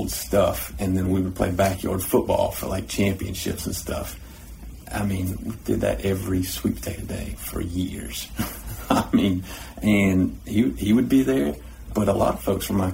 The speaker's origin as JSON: {"language": "English", "area": "Irwin County", "region": "Georgia", "country": "United States", "tie": "born or raised there", "said": "I grew up in Erwin County since the second grade."}